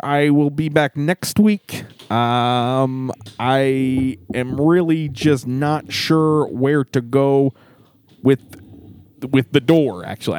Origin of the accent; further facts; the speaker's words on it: Chicago, Illinois, United States; there's delicious Lou Malnati's pizza in my hometown of Chicago. That's right, folks. It's not just the Midwest. I'm from Chicago town.